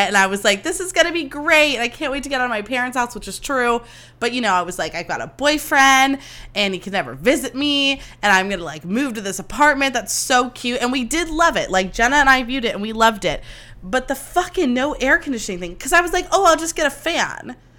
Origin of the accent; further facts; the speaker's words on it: Livermore, California, United States; also born or lived in Sonoma County; I grew up in Livermore where it's like hundred degrees every five seconds